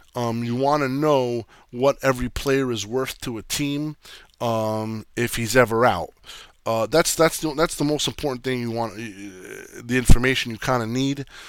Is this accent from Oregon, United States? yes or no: no; New Jersey, United States; I grew up in Jersey